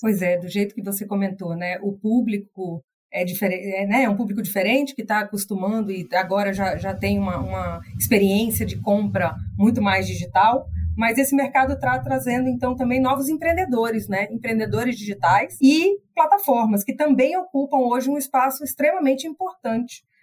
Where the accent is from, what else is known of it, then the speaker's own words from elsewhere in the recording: interior of the Northeast, Northeast Region, Brazil; now in São Paulo, Brazil; o artesão lá do interior do Nordeste, de onde eu sou, até aqui eu que moro em São Paulo